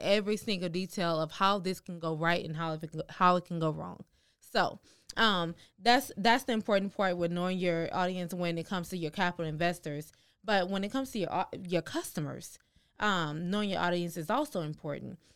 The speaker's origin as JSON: {"language": "English", "town": "Houston", "region": "Texas", "country": "United States", "said": "We're from Houston."}